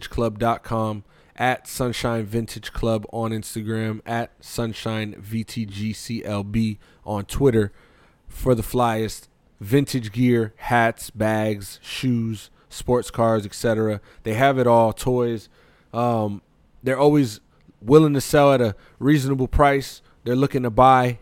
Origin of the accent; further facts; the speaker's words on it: Bethlehem, Pennsylvania, United States; I'm from Pennsylvania. Well, I was born in Pennsylvania